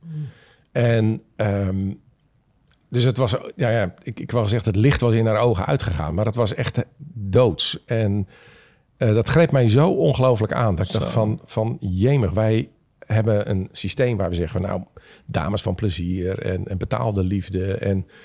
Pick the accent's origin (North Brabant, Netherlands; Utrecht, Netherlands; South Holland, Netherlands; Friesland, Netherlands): Friesland, Netherlands; Leeuwarden; moved away; also born or lived in Lisse; mijn vader werd voorganger in Leeuwarden